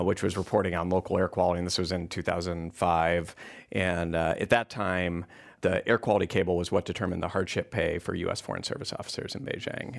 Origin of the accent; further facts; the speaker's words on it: Wyoming, United States; moved away; I grew up in Wyoming